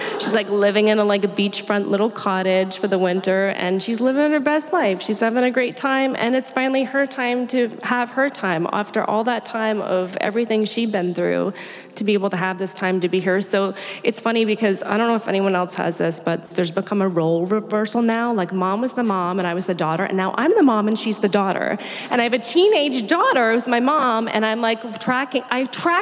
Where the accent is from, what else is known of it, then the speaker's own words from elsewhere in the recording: Maine, United States; growing up in Maine, dealing with those really stark seasons